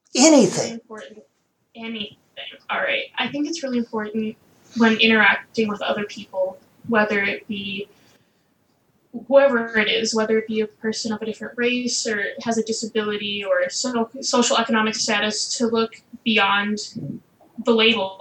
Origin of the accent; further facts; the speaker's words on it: Eden Prairie, Minnesota, United States; I'm from Eden Prairie, Minnesota, which is a suburb just right by the Twin Cities